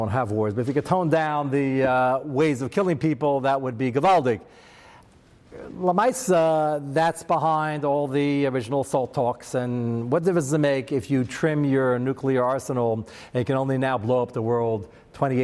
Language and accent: English; United States; I'm American